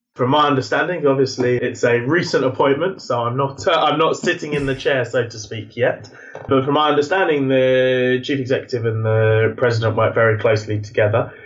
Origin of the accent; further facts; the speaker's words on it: United Kingdom; I am born and bred in the Jewish community, the UK